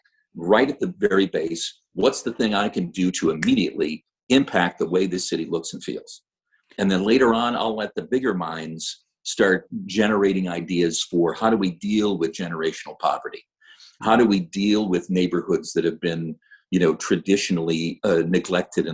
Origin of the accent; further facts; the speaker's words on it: Toledo, Ohio, United States; now in Fresno, United States; I come from Toledo, Ohio